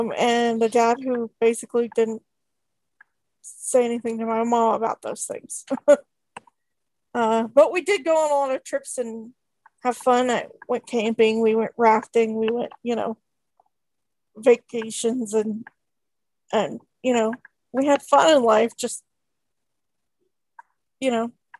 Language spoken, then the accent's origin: English; Coos Bay, Oregon, United States; born there; I was born in Coos Bay, Oregon, but I moved to not where I currently live, but kind of around there in 1989.